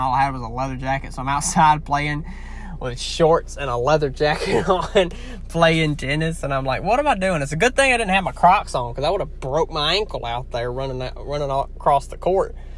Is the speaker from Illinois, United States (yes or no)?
no; Louisiana, United States; accent: heavy Southern; I know that I have a heavy, somewhat heavy Southern accent. I know it. It's normal to me, but I know I do. Um, a lot of people wanna when I went to the North, northern United States. Um, a lot of people have a hard time understanding me because it's like I'm from another country to them. Louisiana kind of is a different country